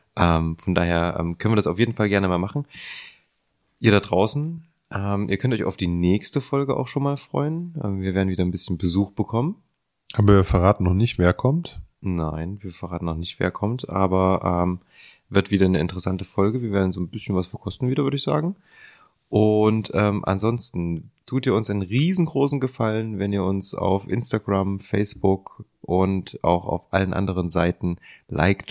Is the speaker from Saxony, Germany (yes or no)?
yes; Leipzig, Saxony, Germany; wir sind alle aus Leipzig